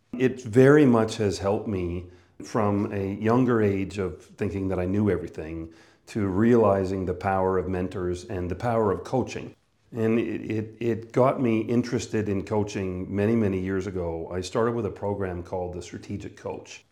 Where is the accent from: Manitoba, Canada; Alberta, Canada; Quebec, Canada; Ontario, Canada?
Manitoba, Canada; northern; moved away; I was born and raised in Canada, northern Manitoba.